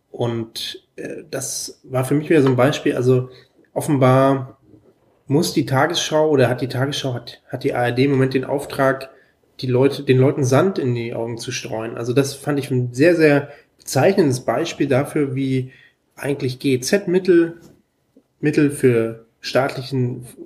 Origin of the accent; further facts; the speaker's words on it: Pankow, Berlin, Germany; weil es um einen Freibad gibt, wo ich herkomme, das Freibad Pankow